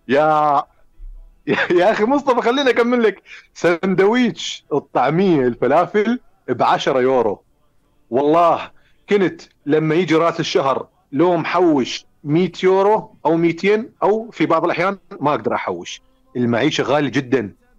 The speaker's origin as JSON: {"language": "Arabic", "country": "Iraq", "also_born_or_lived": "Finland", "said": "أنا عراقي أنا عايش بالعراق"}